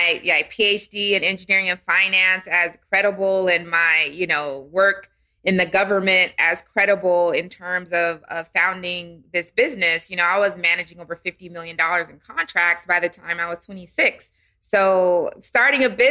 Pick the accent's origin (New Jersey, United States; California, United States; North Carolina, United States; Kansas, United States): California, United States; San Diego; moved away as an adult; also born or lived in Washington, D.C.; now in Atlanta, United States; I'm originally from San Diego, California.